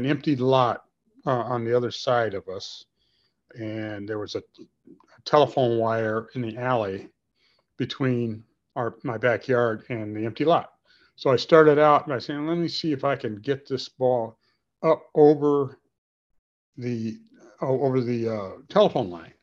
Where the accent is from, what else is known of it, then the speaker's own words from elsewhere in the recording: Gary, Indiana, United States; I grew up in Gary, Indiana.